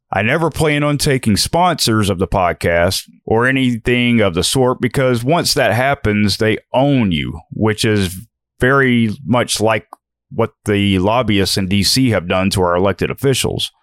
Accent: United States; American citizens

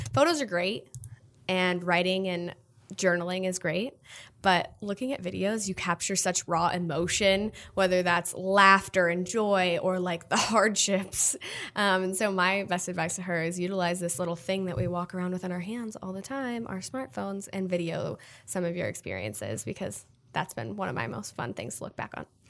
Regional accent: Omaha, Nebraska, United States; moved away as an adult; also born or lived in Texas; now in New York City, United States; I'm born and raised in Nebraska, but I went to college in Texas

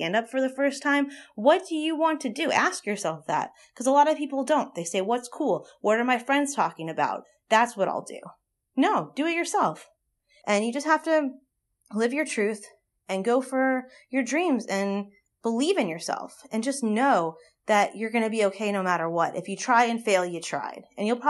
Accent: Los Angeles, California, United States; now in New Orleans, United States; I'm from Los Angeles. I live in New Orleans.

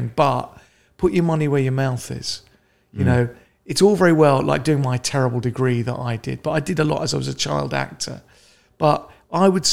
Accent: London, United Kingdom; I grew up in Northwest London, quite a nice middle-classy sort

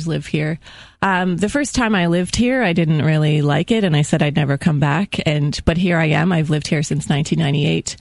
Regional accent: Cape Breton, Nova Scotia, Canada; now in St. Catharines, Canada; I'm from Cape Breton, Nova Scotia.

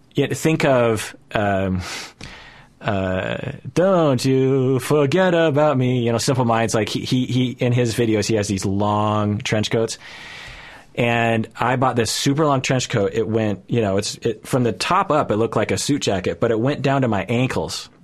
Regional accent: United States; as a Japanese person growing up in America at the time

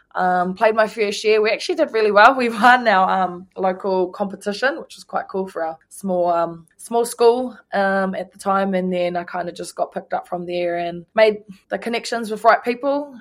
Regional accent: Ruatoki, Bay of Plenty, New Zealand; my hometown, Ruatake

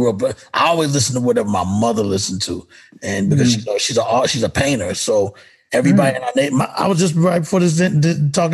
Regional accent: Texas, United States; I come from the Texas aspect of going to the mall. Like in high school, it's going to the mall

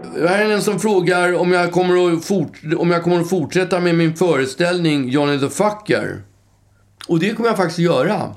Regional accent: Stockholm, Stockholm County, Sweden; jag är uppväxt på Östermalm

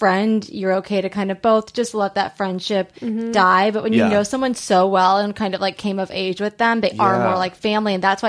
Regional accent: Long Beach, California, United States; I'm from Long Beach, California.

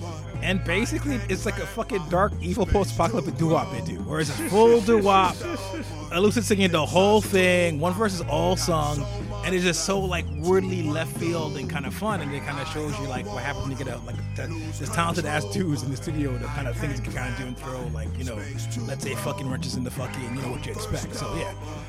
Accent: New York, United States; as a New Yorker, you move to a new apartment

